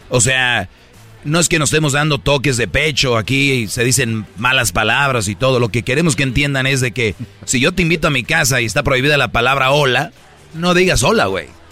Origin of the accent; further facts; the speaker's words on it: Monterrey, Nuevo León, Mexico; Yo soy de Monterrey